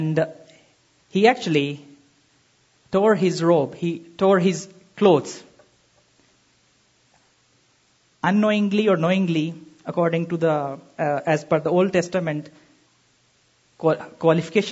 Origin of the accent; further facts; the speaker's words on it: Pakistan; I'm from Pakistan